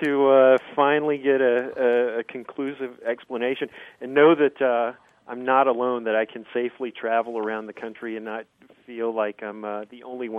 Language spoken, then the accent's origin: English; Cajun area, South Louisiana, United States; moved away as an adult; now in San Diego, United States; I grew up saying in South Louisiana. In the Cajun area